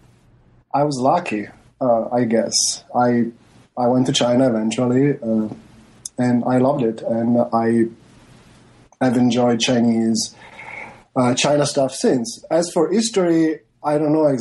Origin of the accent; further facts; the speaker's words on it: Venice, Veneto, Italy; moved away; I come from Venice, Italy